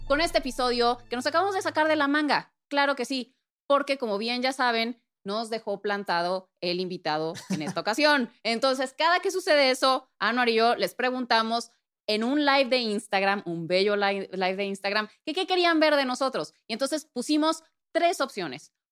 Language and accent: Spanish; Puebla, Mexico; moved away as an adult; now in Mexico City, Mexico; pues crecí en, eh, Puebla, soy de Puebla, Puebla, Puebla